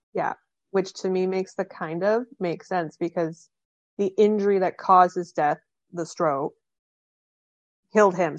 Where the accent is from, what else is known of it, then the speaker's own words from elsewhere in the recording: Canada; I'm from Canada. I'm, I'm Canadian